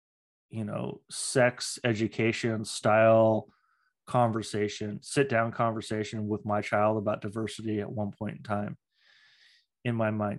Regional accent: Redmond, Washington, United States; And, you know, I grew up in Redmond.

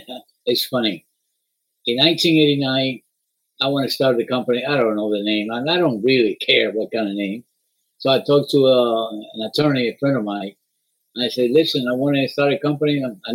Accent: Miami, Florida, United States; It was a nice name. We're from Miami.

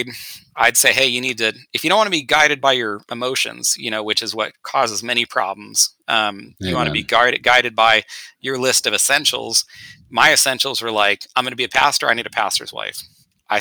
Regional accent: Northern California, United States; we grew up together in Northern California

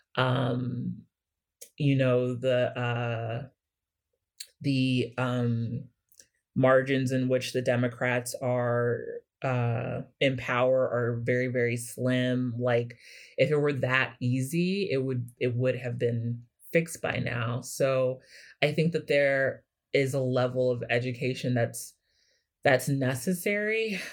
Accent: Kansas City, Missouri, United States; moved away; I'm from Kansas City, Missouri originally

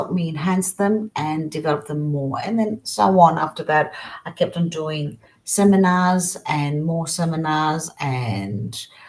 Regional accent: Australia; also born or lived in Greece; Well, I was born in Australia, and I left Australia when I was about 8, then came to Greece, stayed here 12, and then went back to Australia.

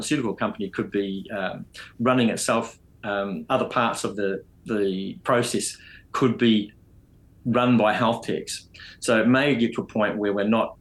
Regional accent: New Zealand; also born or lived in United Kingdom; And I'm a Kiwi

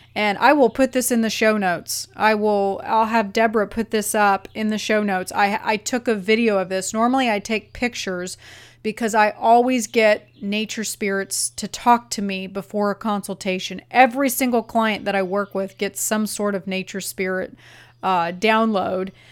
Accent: Arizona, United States; I grew up in Arizona

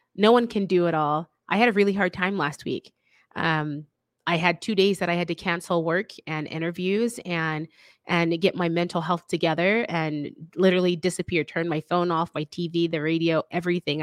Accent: the South, United States; I'm from the South

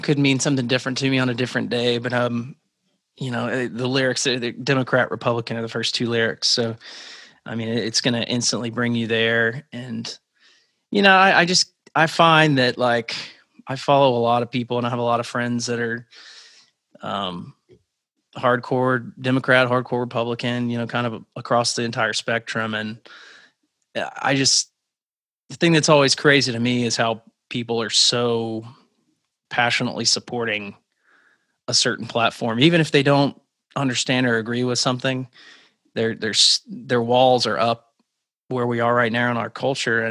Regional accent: Arkansas, United States; moved away as an adult; also born or lived in Alabama; I grew up in Arkansas, and then I went to school in Alabama. So, and then I moved up here in 2009.

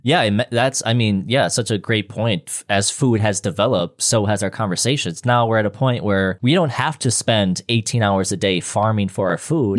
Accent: Minnesota, United States; where I'm from in Minnesota

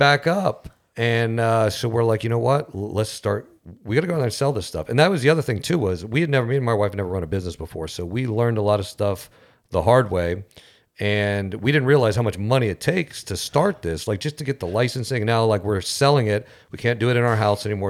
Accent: St. Cloud, United States; we're from St. Cloud

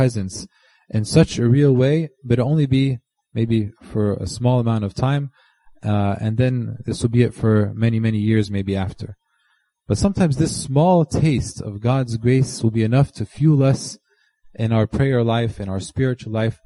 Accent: United States; we're all from America

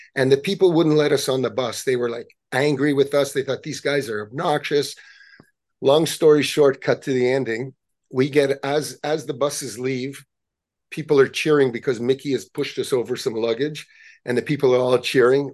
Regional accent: Montreal, Quebec, Canada; we grew up in Montreal

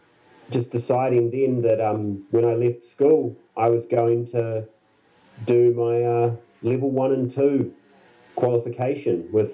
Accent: Christchurch, Canterbury, New Zealand; Actually, I grew up in Christchurch, which is the biggest city in the South Island

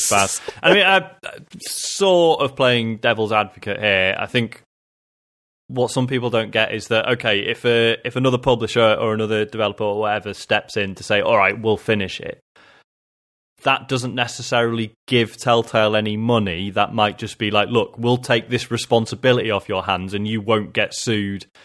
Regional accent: United Kingdom; when we like you know being British and I suppose in in this case more importantly European

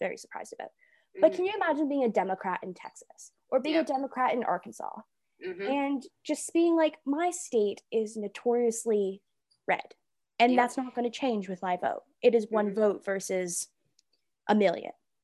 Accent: Toronto, Ontario, Canada; now in London, Canada; I'm from Toronto, I voted in Toronto when I went home

